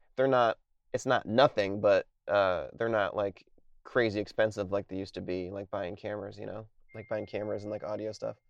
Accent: Connecticut, United States; moved away; I'm from Connecticut originally

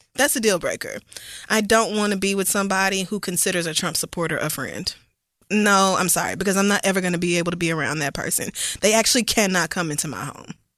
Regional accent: the Bible Belt, United States; born or raised there

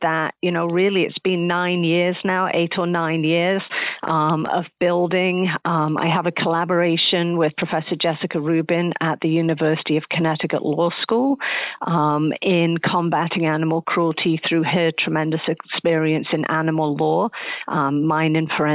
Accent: Nottingham, East Midlands, United Kingdom; moved away; I grew up over in England. I grew up in a city called Nottingham

